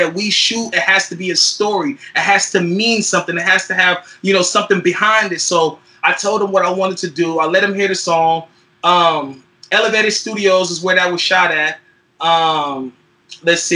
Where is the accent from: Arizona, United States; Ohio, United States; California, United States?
California, United States; Fairfield; also born or lived in San Francisco, California / Oakland, California / Richmond, California; I was born in San Francisco, California, raised in Fairfield, California, 707, the Bay Area.